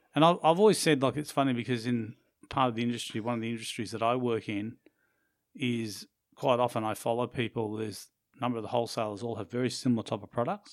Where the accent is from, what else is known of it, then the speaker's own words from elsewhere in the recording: Australia; also born or lived in Brisbane, Queensland; we are Australian